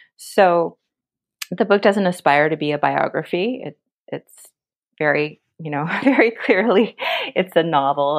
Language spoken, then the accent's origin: English; United States; growing up in America